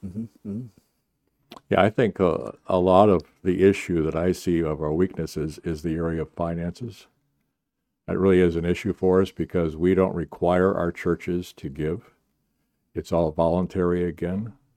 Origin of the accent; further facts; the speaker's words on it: Minnesota, United States; moved away; I grew up in Minnesota